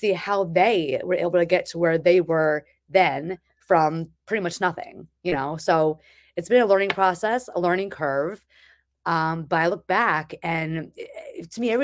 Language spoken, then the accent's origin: English; New Jersey, United States; moved away as an adult; now in Massachusetts, United States; I am from New Jersey, and I moved up here for a job